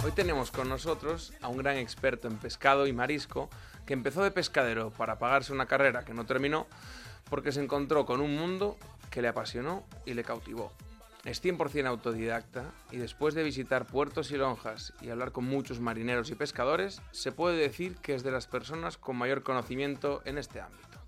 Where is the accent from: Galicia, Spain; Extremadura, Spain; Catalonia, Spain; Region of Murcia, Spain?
Galicia, Spain; Lugo; yo soy de Lugo